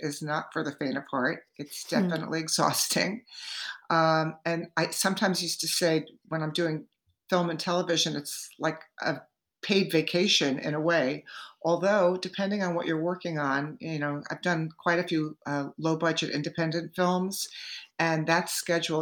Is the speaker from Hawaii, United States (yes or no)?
no; Hewlett Bay Park, New York, United States; I was raised out on Long Island